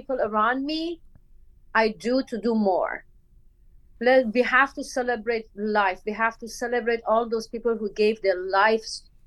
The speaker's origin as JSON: {"language": "English", "area": "Bandar Mahshahr", "region": "Khuzestan", "country": "Iran", "tie": "born or raised there", "also_born_or_lived": "India / Kuala Lumpur, Malaysia", "second_language": "English", "moved": "as an adult", "lives_now": "Los Angeles, United States", "said": "I am born and brought up in Bandar Mashhad, Khuzestan. I am Bandari."}